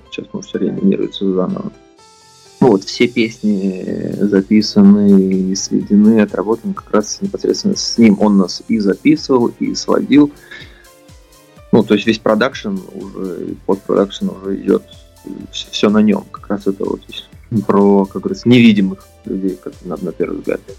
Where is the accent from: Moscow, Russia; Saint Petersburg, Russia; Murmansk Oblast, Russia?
Saint Petersburg, Russia; Ну, как питерская тема, по локация питерская, по звучанию, конечно, здесь я воспитывался, рос на волне такого как раз именно брит-попа